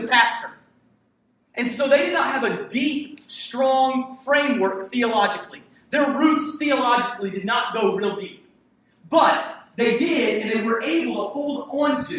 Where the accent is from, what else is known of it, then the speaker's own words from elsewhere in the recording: Hampton, Virginia, United States; it was a multicultural city that I grew up in Hampton, Virginia